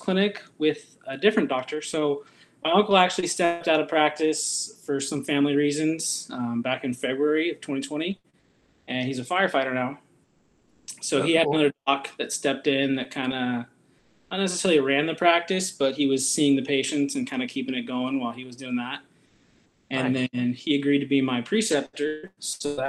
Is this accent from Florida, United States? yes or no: no; Vancouver, Washington, United States; now in Grants Pass, United States; I grew up in Vancouver, Washington